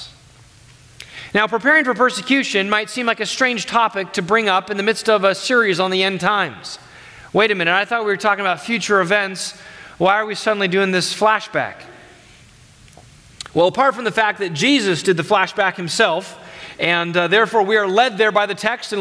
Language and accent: English; United States; as American Christians